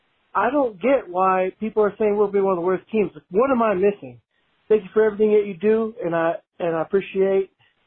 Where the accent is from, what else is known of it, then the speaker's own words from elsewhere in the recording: Bakersfield, California, United States; moved away as an adult; now in Chicago, United States; from Chicago, born and raised in Bakersfield, but live in Chicago the last decade.